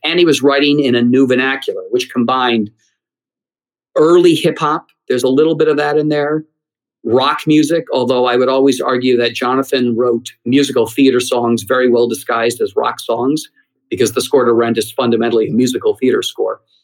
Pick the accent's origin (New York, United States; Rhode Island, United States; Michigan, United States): New York, United States; Geneseo; I grew up in uh, Geneseo, New York, a small town outside of Rochester